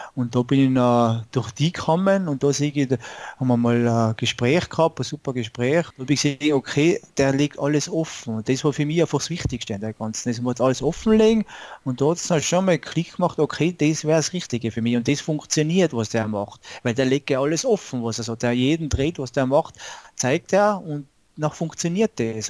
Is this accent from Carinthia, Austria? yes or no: no; Tyrol, Austria; komme aus Tirol, also aus Österreich